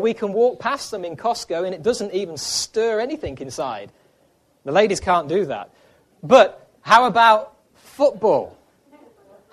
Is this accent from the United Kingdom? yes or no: yes; England, United Kingdom; moved away as an adult; also born or lived in Ireland / Africa; now in United States; before we lived in Ireland, we lived in England. That's where we were born and raised